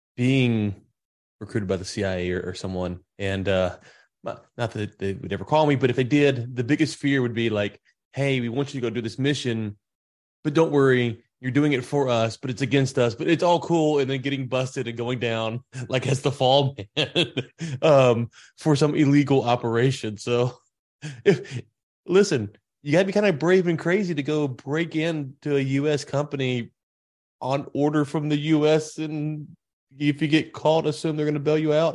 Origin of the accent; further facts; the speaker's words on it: Louisiana, United States; now in Texas, United States; I'm in Texas. I'm from Louisiana originally